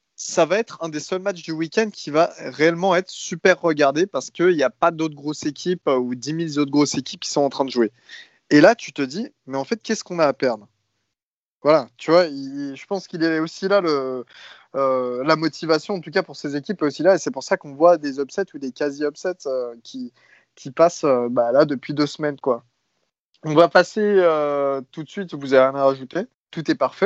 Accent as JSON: {"language": "French", "country": "France", "said": "nous, en tant que Français"}